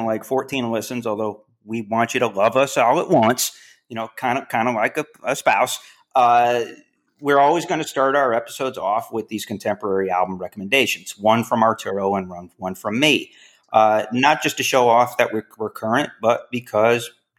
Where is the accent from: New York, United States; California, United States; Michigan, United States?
New York, United States; Syracuse; now in Texas, United States; I grew up in Syracuse